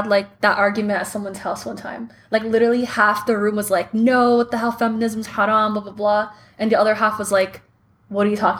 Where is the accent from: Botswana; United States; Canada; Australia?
Canada; Ottawa, Ontario; I'm in my early 20s, from Ottawa too